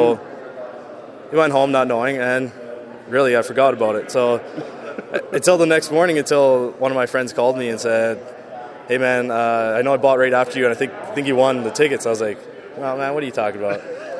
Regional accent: Edmonton, Alberta, Canada; I've been born and raised in Edmonton

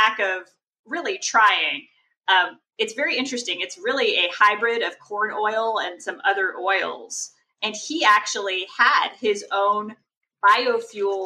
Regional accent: Texas, United States; growing up in Texas

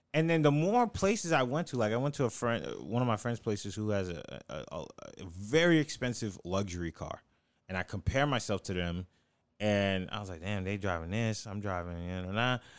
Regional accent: the South, United States; I'm from the South.

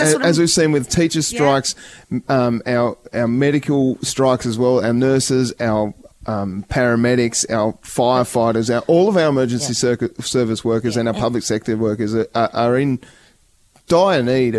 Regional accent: Tasmania, Australia; It's unacceptable as a Tasmanian, and it's unacceptable as an Australian.

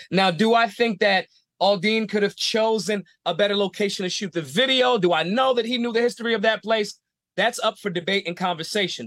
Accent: Philadelphia, Pennsylvania, United States; I'm from Philly. It's not a small town

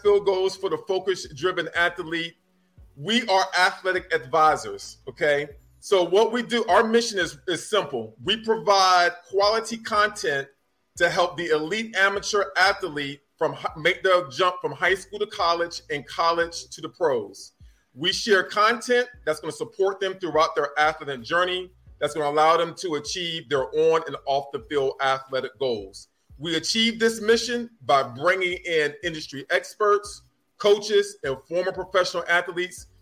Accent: North Carolina, United States; I grew up in North Carolina

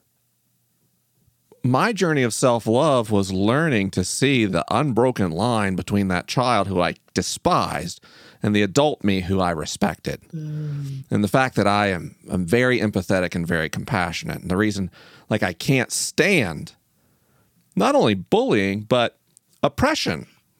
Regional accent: the South, United States; Growing up in the South

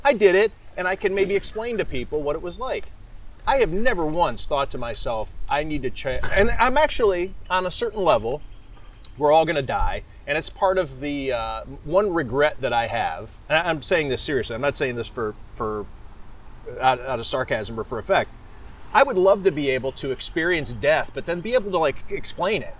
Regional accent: Cleveland, Ohio, United States; moved away as an adult; also born or lived in Las Vegas; now in Buffalo, United States; when I was growing up in Cleveland

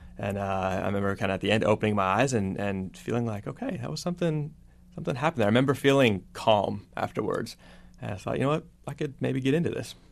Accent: Texas, United States; moved away; I grew up in Texas

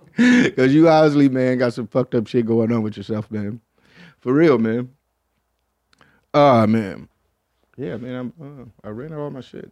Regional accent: Michigan, United States; I'm from Michigan

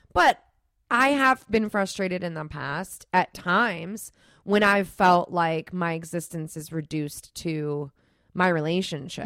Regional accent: Florida, United States; I'm from Florida, and we don't, we have the tall palm trees too

